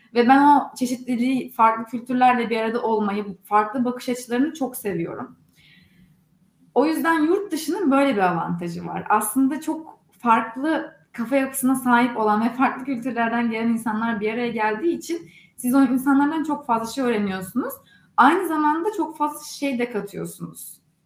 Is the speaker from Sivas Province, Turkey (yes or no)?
no; Istanbul, Turkey; moved away as an adult; also born or lived in Durham, North Carolina, United States; now in Silicon Valley, United States